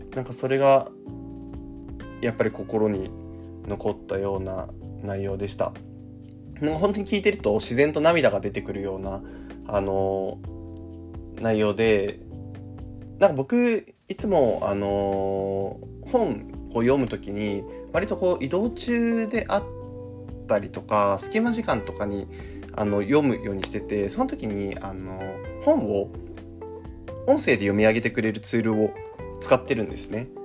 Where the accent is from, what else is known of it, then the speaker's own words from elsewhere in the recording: Shizuoka, Japan; 僕あの静岡出身なんですけど